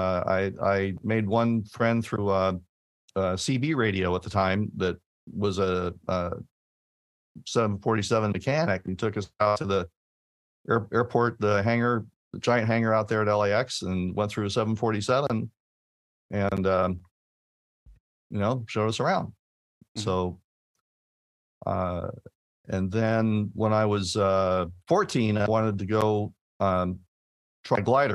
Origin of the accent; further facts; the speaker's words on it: Torrance, California, United States; I grew up in Torrance, California